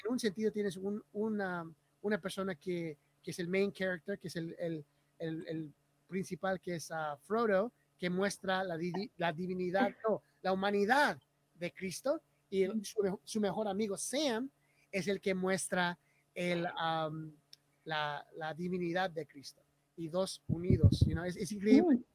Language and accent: Spanish; Bolivia; yo soy boliviano